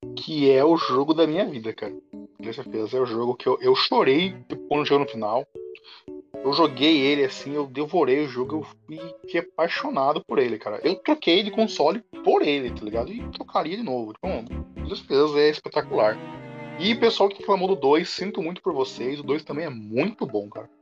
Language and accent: Portuguese; Brazil; nós somos brasileiros